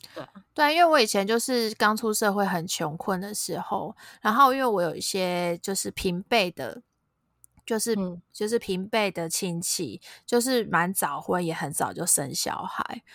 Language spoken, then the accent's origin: Chinese; Tainan, Taiwan; moved away as an adult; also born or lived in Taipei; 我娘家是在台南，我是台南人